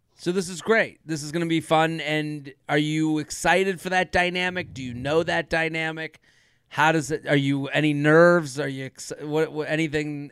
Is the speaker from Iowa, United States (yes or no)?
no; Needham, Massachusetts, United States; I'm from Needham, the longest running high school Thanksgiving football rivalry in the country with Needham and Wellesley